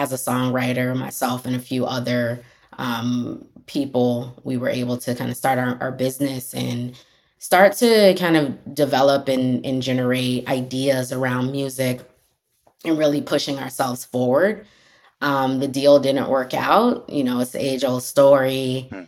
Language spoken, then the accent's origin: English; Tampa, Florida, United States; I grew up in Tampa Bay, Florida